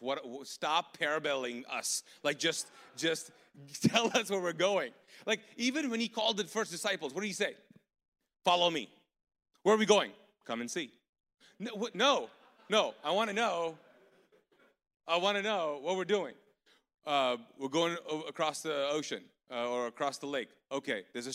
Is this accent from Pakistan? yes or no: yes; Pakistan; now in Charlotte, United States; I'm a Pakistani ex-Muslim